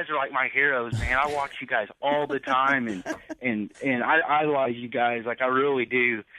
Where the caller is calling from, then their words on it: Richland, Missouri, United States; I'm calling from Missouri, Richland, Missouri. It's a little small hick town in Missouri. It's so small.